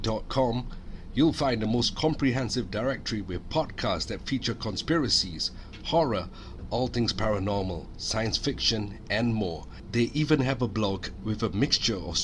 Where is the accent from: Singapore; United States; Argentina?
Singapore